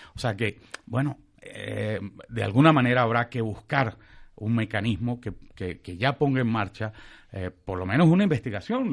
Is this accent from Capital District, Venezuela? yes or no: no; San Cristóbal, Táchira, Venezuela; en mi tierra, en San Cristóbal